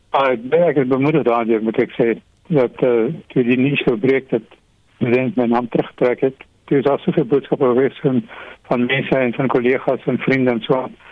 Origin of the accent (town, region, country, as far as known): South Africa